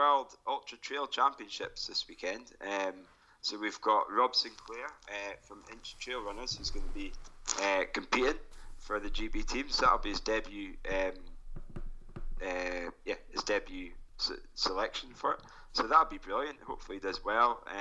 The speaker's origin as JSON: {"language": "English", "area": "Forres", "region": "Scotland", "country": "United Kingdom", "tie": "born or raised there", "said": "my hometown, the Forest 10K is going to be happening as well"}